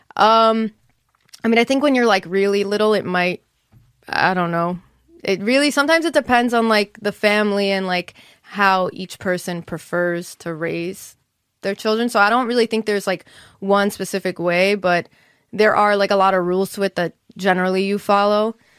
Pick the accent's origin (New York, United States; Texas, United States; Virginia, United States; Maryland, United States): New York, United States; Monsey; also born or lived in Englewood, New Jersey; I was raised in Muncie, New York.